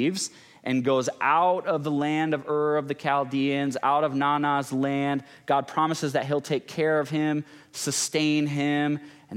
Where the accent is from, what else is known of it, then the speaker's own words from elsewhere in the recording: West Michigan, United States; growing up in West Michigan